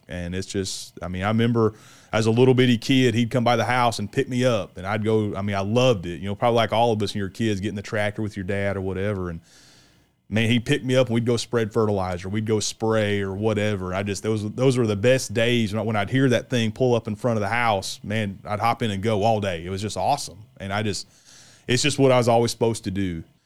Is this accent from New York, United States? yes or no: no; West Central Illinois, United States; I grew up in Illinois and I grew up in West Central Illinois